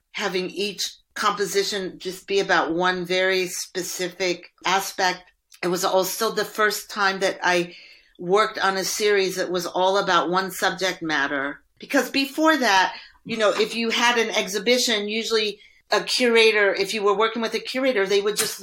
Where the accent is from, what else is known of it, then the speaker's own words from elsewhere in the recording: Indiana, United States; I grew up in Indiana. That's like a corn growing part of the United States.